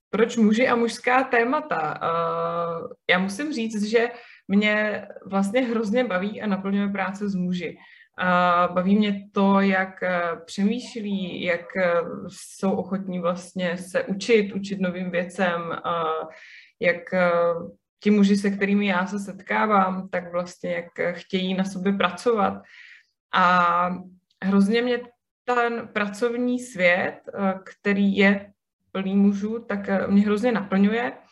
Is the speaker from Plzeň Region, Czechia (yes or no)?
no; Kyjov, South Moravian Region, Czechia; moved away as an adult; also born or lived in Brno / Hradec Králové; now in Prague, Czech Republic; pocházím úplně původně z Kijova, což je malé městečko na Slovácku.